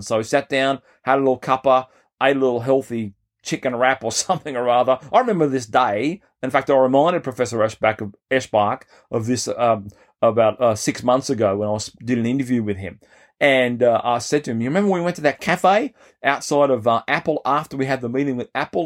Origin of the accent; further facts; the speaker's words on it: Australia; as an Australian growing up